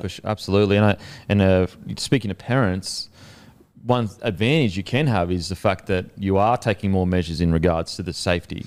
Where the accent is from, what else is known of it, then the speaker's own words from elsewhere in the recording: Australia; as Australian, as a culture